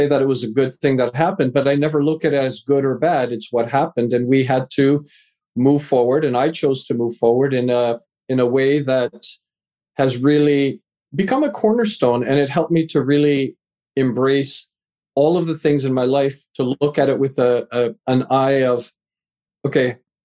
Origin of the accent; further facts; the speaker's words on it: Vancouver, British Columbia, Canada; also born or lived in England; raised in Canada, live in Vancouver, Canada, moved here when I was a wee lad, just 4 years old